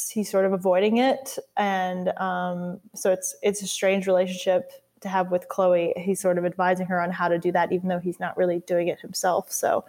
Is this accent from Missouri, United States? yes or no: no; Louisiana, United States; In college, no one knew I was a Louisiana boy. Texas confused my accent.